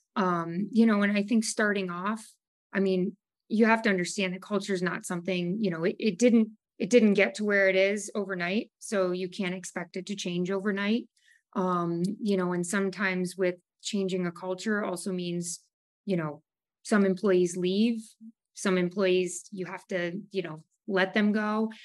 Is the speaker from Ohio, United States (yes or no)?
yes; Savannah, Ohio, United States; also born or lived in Maumee, Ohio; I grew up in Savannah. Um, my parents moved to Maumee when I was a freshman in college, so I've lived in and around the area my entire life